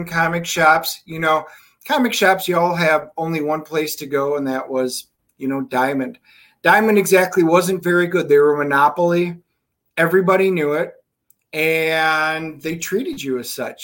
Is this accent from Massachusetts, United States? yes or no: no; Wisconsin, United States; moved away; I'm from Wisconsin originally